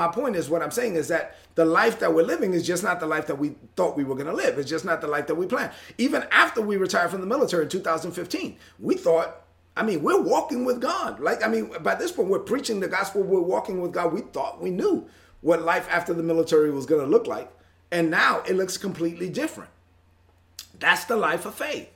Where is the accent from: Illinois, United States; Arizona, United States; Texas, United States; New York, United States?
New York, United States; New York City; I was born and raised in Brooklyn